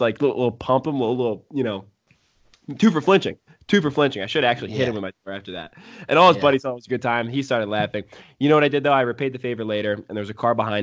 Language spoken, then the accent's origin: English; Philadelphia, Pennsylvania, United States; I'm from Philadelphia